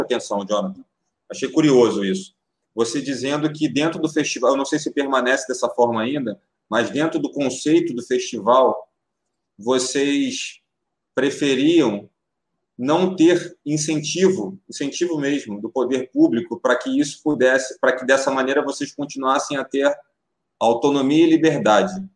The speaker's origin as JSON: {"language": "Portuguese", "region": "Rio de Janeiro", "country": "Brazil", "tie": "born or raised there", "said": "Sou nascido em Madureira, sou nascido em Madureira, com muito boa, orgulho"}